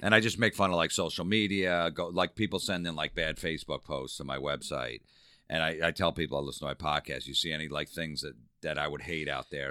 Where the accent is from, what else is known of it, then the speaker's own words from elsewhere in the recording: New Jersey, United States; growing up in Jersey